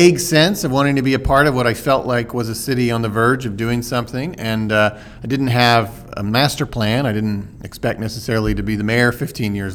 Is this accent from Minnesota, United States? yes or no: no; Oklahoma City, Oklahoma, United States; also born or lived in Washington, D.C.; I was born and raised here in Oklahoma City. Went to Putnam City Schools. Grew up in Northwest Oklahoma City